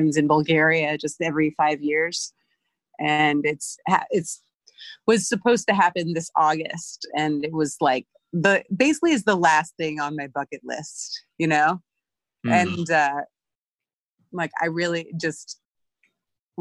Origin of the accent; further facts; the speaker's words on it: Georgia, United States; I grew up in Georgia